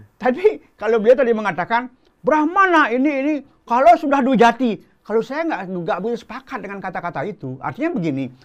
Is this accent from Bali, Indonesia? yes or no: yes; Bali, Indonesia; moved away; also born or lived in Klungkung; saya asli Bali